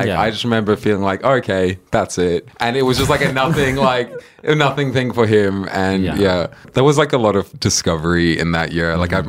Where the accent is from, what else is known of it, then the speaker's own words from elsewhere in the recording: South Africa; And, like, I was freshly foreign from South Africa then.